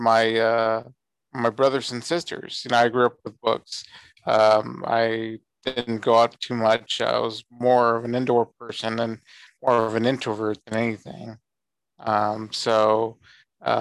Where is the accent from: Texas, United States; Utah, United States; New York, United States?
Texas, United States; San Antonio; I'm from San Antonio, Texas, born and raised here. I actually do live here now